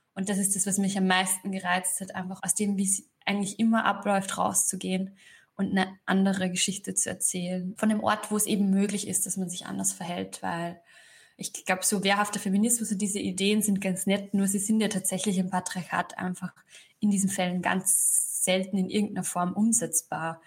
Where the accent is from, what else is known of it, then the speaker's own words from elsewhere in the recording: Upper Austria, Austria; moved away as an adult; now in Berlin, Germany; ich bin am Land aufgewachsen in Oberösterreich